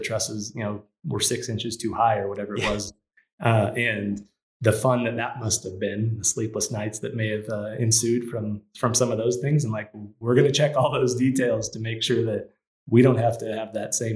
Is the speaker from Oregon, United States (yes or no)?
no; California, United States; also born or lived in Louisiana; now in Colorado Springs, United States; I grew up in California, lived in Louisiana